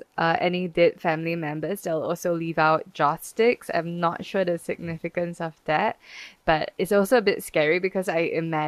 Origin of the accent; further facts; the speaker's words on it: Singapore; I'm Chinese Singaporean